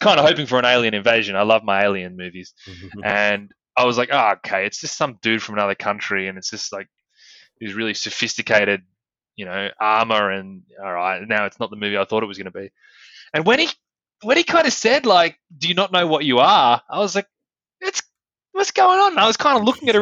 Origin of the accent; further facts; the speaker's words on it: Australia; We're Australian